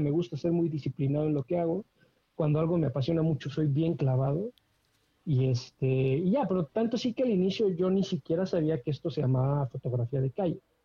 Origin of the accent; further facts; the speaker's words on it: Querétaro, Mexico; soy queretano y queretano de generaciones, de muchas, muchas generaciones atrás. Entonces, queretano